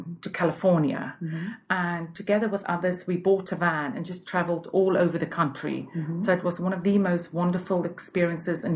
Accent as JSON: {"language": "English", "town": "Cape Town", "region": "Western Cape", "country": "South Africa", "tie": "born or raised there", "moved": "as an adult", "lives_now": "London, United Kingdom", "said": "I'm originally from Cape Town, and I moved to London 19 years ago, and I've been here ever since."}